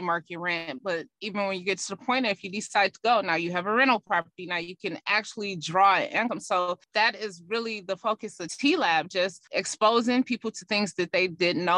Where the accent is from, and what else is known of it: United States